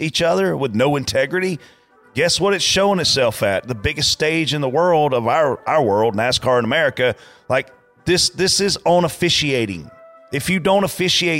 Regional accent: Lancaster, South Carolina, United States; at my local dirt track level growing up on Saturday nights in Lancaster, South Carolina

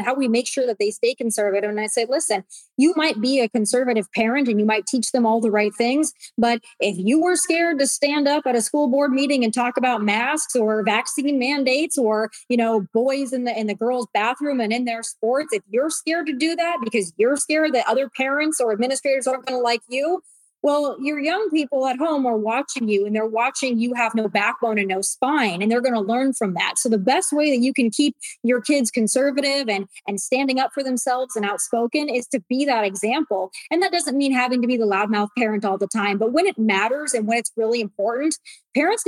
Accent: South Dakota, United States; I'm from South Dakota. And growing up, nobody really cared about us

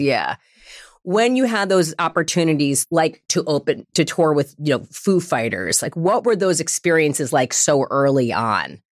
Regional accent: New York, United States; now in Los Angeles, United States; I'm from New York, but at the time I was already living in Los Angeles

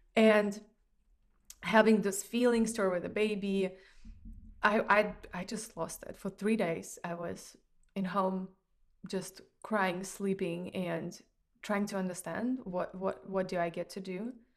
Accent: Russia; moved away; I grew up in Russia

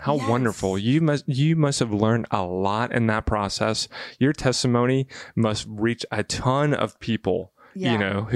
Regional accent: Bible Belt, the South, United States; I grew up in the South in the Bible Belt

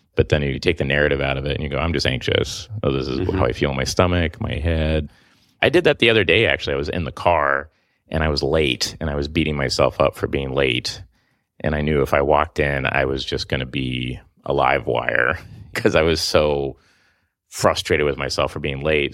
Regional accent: Oklahoma, United States; moved away; I'm from Oklahoma

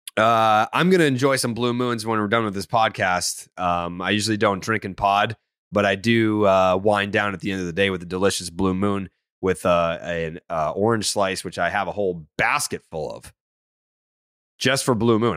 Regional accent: Saugus, Massachusetts, United States; I'm from Saugus, and I can see Boston from my parents' house

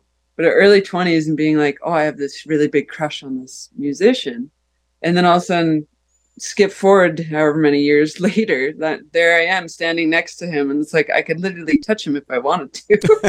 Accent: Calgary, Alberta, Canada; That's the problem with growing up in Calgary.

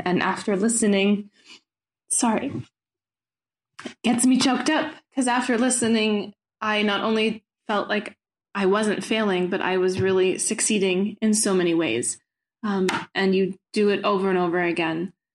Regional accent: United States; now in Brussels, Belgium; I'm um, sending this message from Belgium, Brussels, um, but I am an American

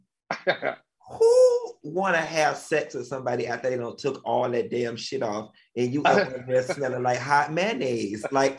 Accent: Miami, Florida, United States; moved away as an adult; also born or lived in Tallahassee / Atlanta; I'm from Miami. I just don't have that cold thing in my DNA, despite the fact that I did 4 years of college in Tallahassee and I did a decade in Atlanta. That bug still never got on me. I am a Miami, Florida boy to my heart.

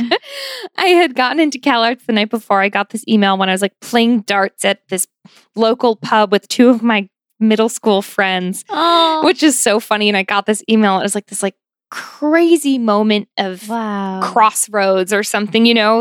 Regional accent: Buffalo, New York, United States; moved away as an adult; I grew up in Buffalo, New York, um, in South Buffalo, which is very like Irish Catholic, sort of working class, lower middle class town

